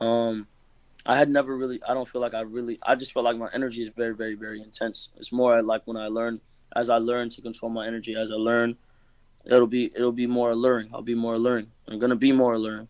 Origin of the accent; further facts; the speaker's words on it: Florida, United States; I'm from Florida. I am from here. I was born here.